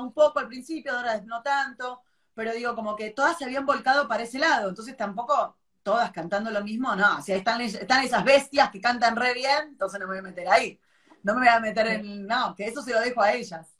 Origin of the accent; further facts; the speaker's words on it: Buenos Aires, Argentina; Yo soy de, Palermo, nací en Palermo.